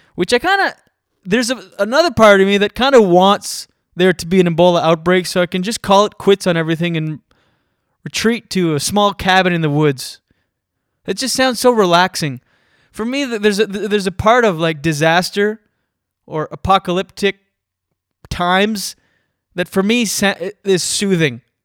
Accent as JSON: {"language": "English", "area": "Moncton area", "region": "New Brunswick", "country": "Canada", "tie": "born or raised there", "moved": "yes", "lives_now": "Toronto, Canada", "said": "I'm from Skiduk, so Moncton. That's my hometown"}